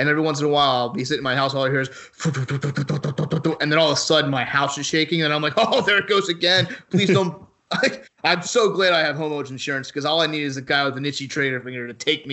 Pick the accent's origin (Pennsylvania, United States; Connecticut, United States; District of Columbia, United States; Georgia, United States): Pennsylvania, United States; Philadelphia; we're both from Philly